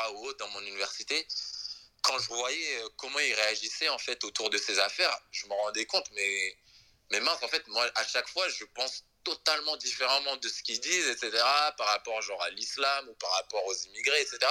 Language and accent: French; Creuse, Nouvelle-Aquitaine, France; accent: French; moved away as an adult; also born or lived in Essonne / United States; now in Benin; je suis né dans le 91, mais j'ai grandi en Creuse.